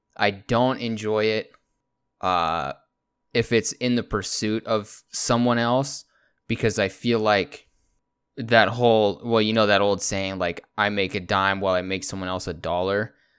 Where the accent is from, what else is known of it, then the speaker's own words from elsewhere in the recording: Texas, United States; also born or lived in California / San Antonio, Texas / Pflugerville, Texas / Anderson Mill, Texas; I was born in California, then about two or three months into me being there, um, I got flown over to Texas, and I've been here ever since